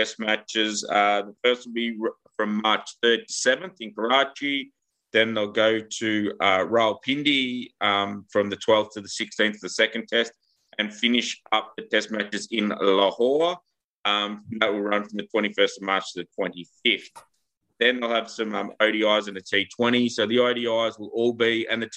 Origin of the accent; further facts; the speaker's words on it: Australia; as an Australian